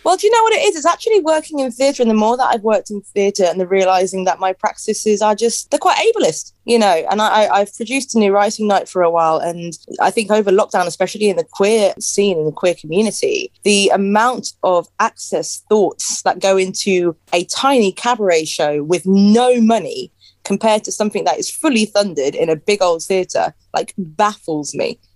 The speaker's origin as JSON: {"language": "English", "town": "Northampton", "region": "East Midlands", "country": "United Kingdom", "said": "I'm from Northampton"}